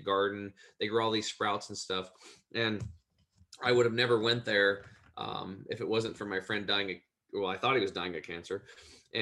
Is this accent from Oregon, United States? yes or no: yes; Eastern Oregon, United States; I grew up over in Eastern Oregon on a cattle and hay farm hunting and fishing